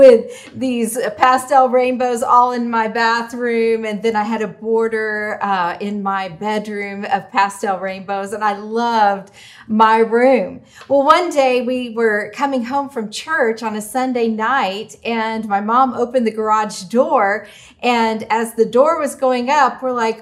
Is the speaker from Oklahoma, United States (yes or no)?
yes; Oklahoma City, Oklahoma, United States; When I was a teenager growing up in Oklahoma City